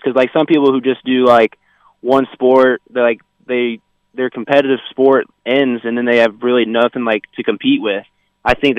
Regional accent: Benson, Illinois, United States; moved away as an adult; also born or lived in Austin, Texas; now in St. Joseph, United States; I was born and raised in Austin, Texas. So I lived there for 7 years before I moved to Illinois.

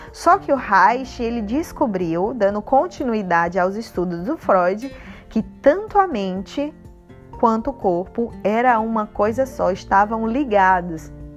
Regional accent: Northeast Region, Brazil; eu sou nordestina, arretada

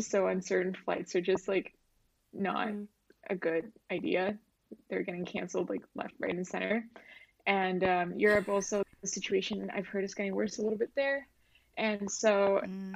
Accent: Vancouver, British Columbia, Canada; moved away as an adult; now in Tokyo, Japan; I live in Tokyo, but I was born and raised in Vancouver, Canada

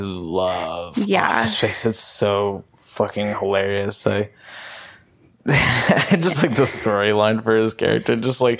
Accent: North Texas, United States; we're from North Texas.

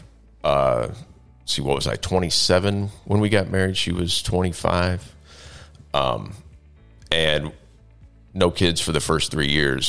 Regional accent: Knoxville, Illinois, United States; I grew up in Knoxville, Illinois, by Galesburg, if you're familiar with the area, small town, about 3,000 people.

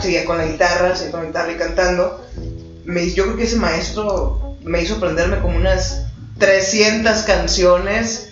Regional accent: Guadalajara, Jalisco, Mexico; 100% eh, tapatía, nacida eh, en el centro de Guadalajara, viví toda mi infancia

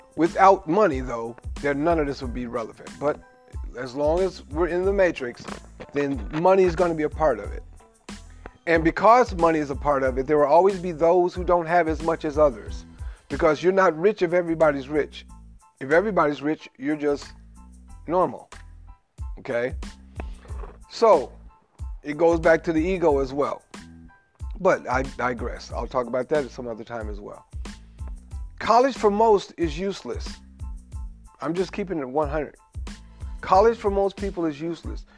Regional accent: Memphis, Tennessee, United States; I come from Memphis, Tennessee, where it's a very large Moorish population

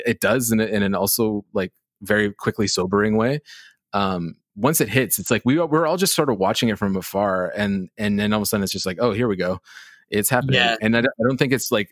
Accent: Canada; New York as a Canadian, like New York was always America for us too

